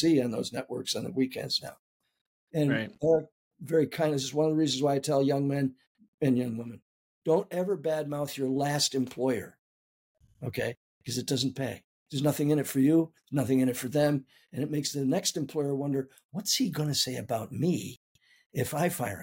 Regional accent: San Antonio, Texas, United States; I was born in 1943 in San Antonio, Texas.

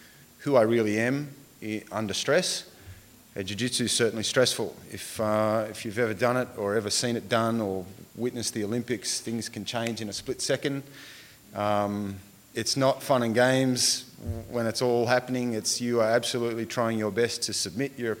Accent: Tumbarumba, New South Wales, Australia; now in Wagga Wagga, Australia; I was born in Tumbarumba, which is about an hour or so away from here up towards the Snowy Mountains

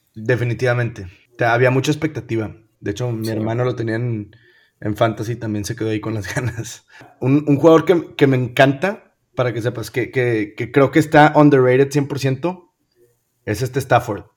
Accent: Monterrey, Nuevo León, Mexico; also born or lived in United States; soy, soy bien orgulloso, regio, bien orgulloso

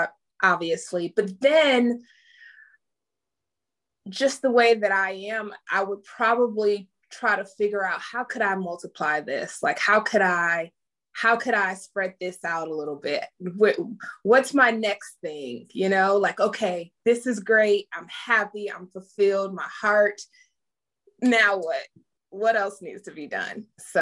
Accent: Pontiac, Michigan, United States; Okay, well … I am hailed from Pontiac, Michigan, right behind the Silver Dome. I am a Army brat.

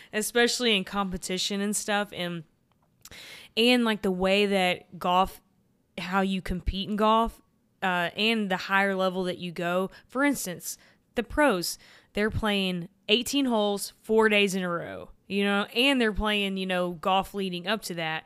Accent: Texas, United States; I'm from Texas

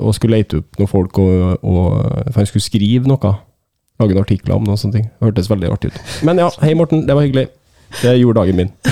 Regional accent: Trøndelag, Norway; jeg er trønder

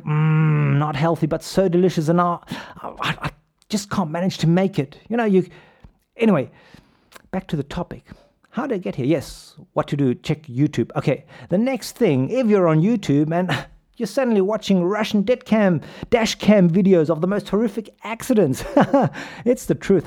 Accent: Pretoria, Gauteng, South Africa; I grew up in South Africa. As you can tell from my accent, hey, I'm just a kid from 34 Lampet Street in the Willows. Shout out to Hoerskool de Wilgers

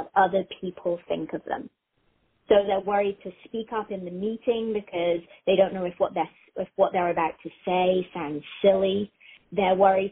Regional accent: South West England, United Kingdom; accent: English; moved away as an adult; also born or lived in United States; now in Columbus, United States; raised in England, in the southwest of England. And I moved back here when I was about 22.

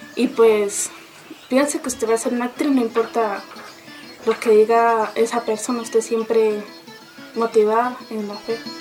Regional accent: Charalá, Santander, Colombia; now in Riachuelo, Colombia; soy de Charalá, pero vivo acá en el centro de Riachuelo

